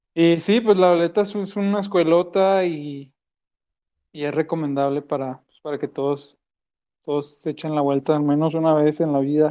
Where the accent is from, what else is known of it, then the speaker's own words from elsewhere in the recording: Monterrey, Nuevo León, Mexico; moved away as an adult; now in Guadalajara, Mexico; nací en Monterrey, allá en el norte de México.